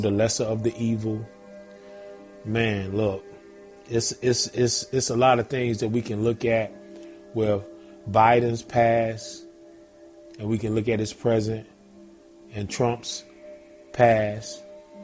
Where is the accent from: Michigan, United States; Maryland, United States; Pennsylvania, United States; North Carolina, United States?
North Carolina, United States; Zebulon; now in Georgia, United States; Shout out NC, Zebulon, Z-Town, North Carolina, man. Born and raised